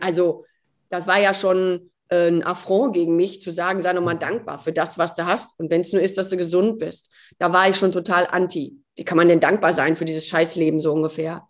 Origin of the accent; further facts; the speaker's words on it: Gütersloh, North Rhine-Westphalia, Germany; also born or lived in Cologne; die kommt ja aus Gütersloh, genau wie ich